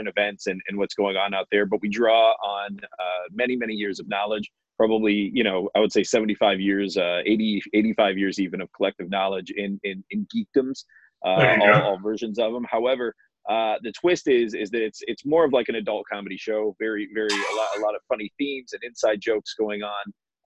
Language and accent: English; Ohio, United States; moved away; I'm from Ohio originally.